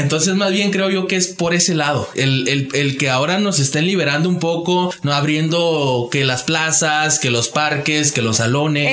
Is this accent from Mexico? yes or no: yes; Mexico; como mexicanos